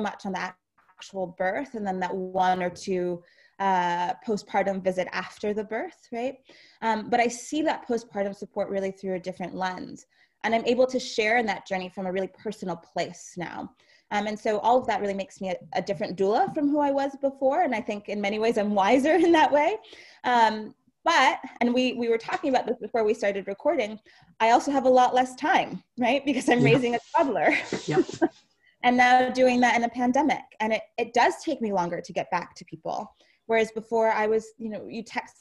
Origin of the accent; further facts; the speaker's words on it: New York City, New York, United States; moved away as an adult; now in upstate New York, United States; I grew up in New York City